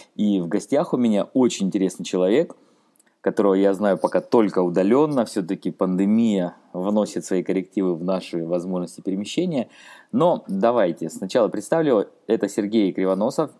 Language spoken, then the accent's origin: Russian; Rostov-on-Don, Rostov Oblast, Russia; я сам из Ростова-на-Дону